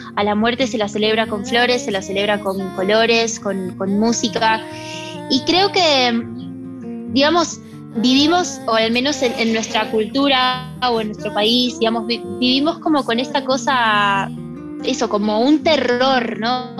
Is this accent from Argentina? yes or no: yes; Argentina; moved away